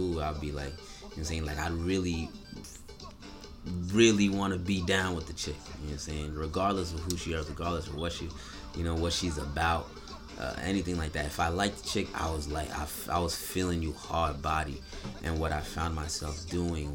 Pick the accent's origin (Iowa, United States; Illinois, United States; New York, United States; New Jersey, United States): New York, United States; Niagara Falls; I'm from Niagara, New York